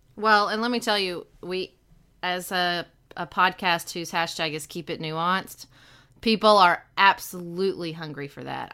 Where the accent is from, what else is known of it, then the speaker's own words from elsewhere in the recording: Western Kentucky, United States; moved away as an adult; I'm from Western Kentucky